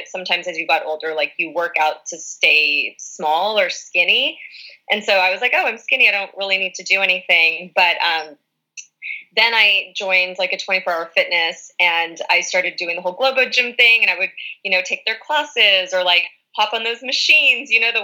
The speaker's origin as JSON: {"language": "English", "area": "Orange County", "region": "Southern California", "country": "United States", "tie": "born or raised there", "also_born_or_lived": "West Hollywood, California", "said": "I am from more of the Orange County area"}